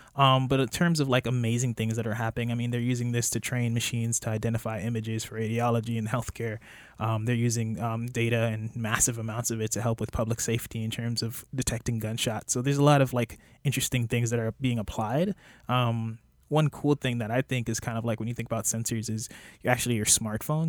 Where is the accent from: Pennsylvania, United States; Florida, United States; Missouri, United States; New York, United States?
Florida, United States; Miami Gardens; also born or lived in Jamaica; I was raised in Miami. I grew up in Miami Gardens.